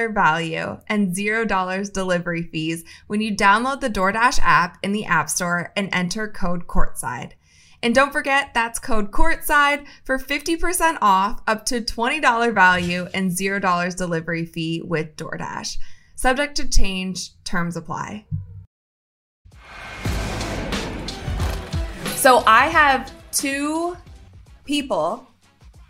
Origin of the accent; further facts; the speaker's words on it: Akron, Ohio, United States; I'm from Akron, Ohio